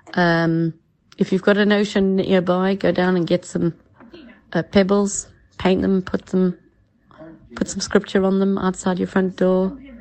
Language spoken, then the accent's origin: English; South Africa; moved away as an adult; now in England; I'm from South Africa.